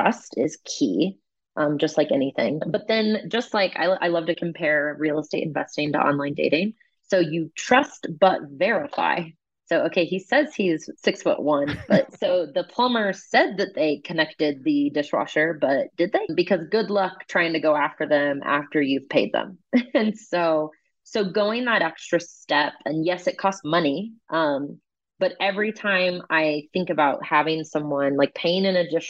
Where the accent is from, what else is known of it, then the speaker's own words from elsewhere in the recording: Kansas City, United States; moved away as an adult; I am originally from Kansas City